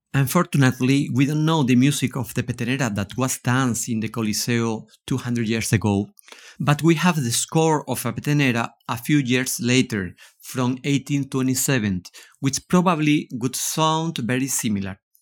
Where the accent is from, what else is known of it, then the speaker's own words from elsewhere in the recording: Seville, Andalusia, Spain; English is a second language; I am from Seville, Spain, and I am a flamenco guitarist